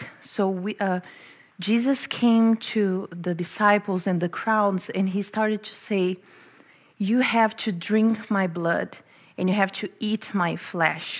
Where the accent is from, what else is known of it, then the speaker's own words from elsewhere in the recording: Brazil; moved away as an adult; also born or lived in England; now in United States; I'm from Brazil